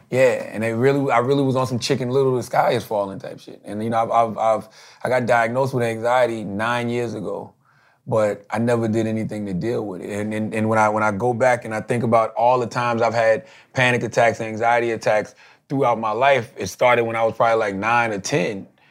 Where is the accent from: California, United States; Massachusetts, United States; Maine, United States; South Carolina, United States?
South Carolina, United States; Moncks Corner; moved away; Monk's Corner, which is my hometown